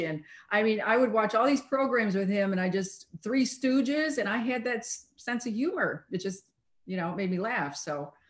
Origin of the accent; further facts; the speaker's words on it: Chicago, Illinois, United States; moved away as an adult; also born or lived in Montreal; No, I grew up in the city. I grew up in Chicago.